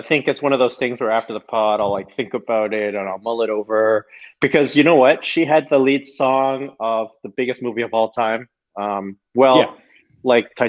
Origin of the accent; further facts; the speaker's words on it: Toronto, Ontario, Canada; moved away as an adult; also born or lived in Singapore; because I was from Toronto